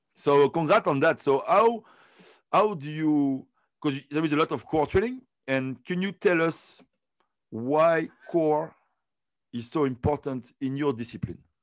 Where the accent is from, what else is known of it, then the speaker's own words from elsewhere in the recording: Côte d’Ivoire; moved away; also born or lived in France; I was born in Ivory Coast, and I started to swim there